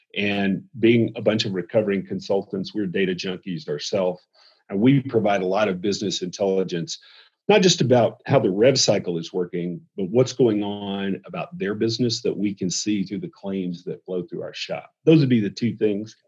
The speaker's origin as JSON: {"language": "English", "region": "the South", "country": "United States", "said": "I'm from the South"}